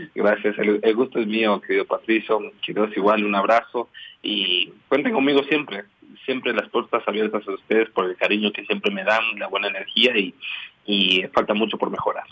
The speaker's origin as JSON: {"language": "Spanish", "town": "Quito", "region": "Pichincha", "country": "Ecuador", "tie": "born or raised there", "said": "Nací en Quito"}